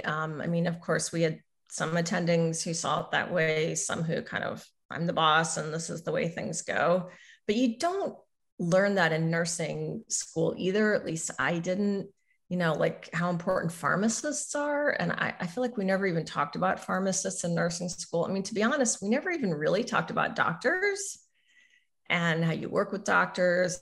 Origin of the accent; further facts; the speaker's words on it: Southern Missouri, United States; moved away; I grew up in Southern Missouri